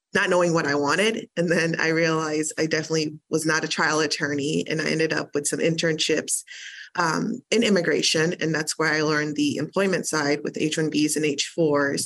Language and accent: English; Liberia; now in United States; I am an immigrant, a naturalized U.S. citizen. I was born in Liberia.